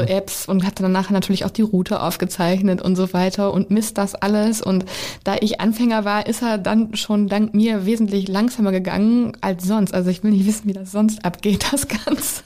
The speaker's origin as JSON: {"language": "German", "area": "Teutoburg Forest", "region": "North Rhine-Westphalia", "country": "Germany", "tie": "born or raised there", "said": "in meiner Heimat fand damals Kohlebergbau statt."}